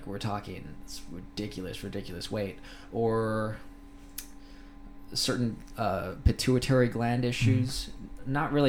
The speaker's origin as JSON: {"language": "English", "country": "Thailand", "tie": "born or raised there", "said": "I think I got my accent in Thailand. I grew up with a lot of Americans, Canadians, people from all over the world."}